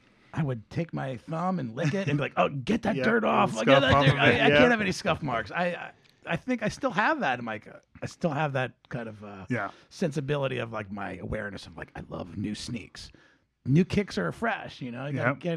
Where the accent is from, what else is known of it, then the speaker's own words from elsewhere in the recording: New Jersey, United States; I talk loud. I'm from New Jersey, It's with passion.